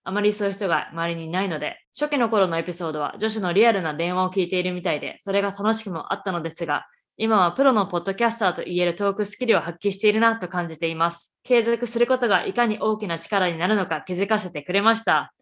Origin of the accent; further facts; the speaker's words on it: Japan; moved away as an adult; also born or lived in Canada; now in Boston, United States; 日本生まれ日本育ち